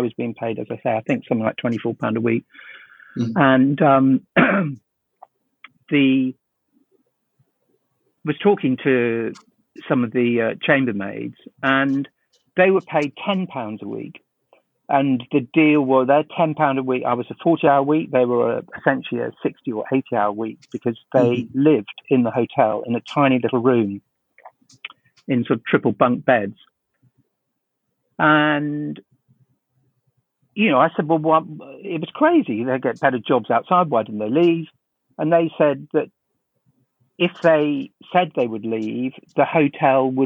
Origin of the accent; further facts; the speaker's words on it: London, United Kingdom; I grew up in South London